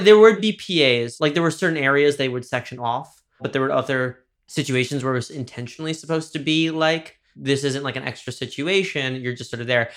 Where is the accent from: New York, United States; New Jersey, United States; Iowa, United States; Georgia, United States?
New York, United States; Dobbs Ferry; my hometown is Dobbs Ferry, which is, uh, the river towns in, uh, Westchester, New York